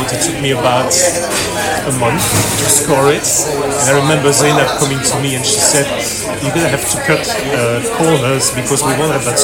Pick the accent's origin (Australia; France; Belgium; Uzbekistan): Belgium; also born or lived in Poland; now in London, United Kingdom; I was born in Belgium